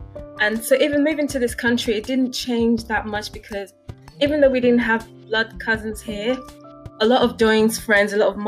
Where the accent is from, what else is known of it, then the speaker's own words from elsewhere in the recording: Nigeria; now in United Kingdom; One thing that everyone said growing up in Nigeria was that element of family.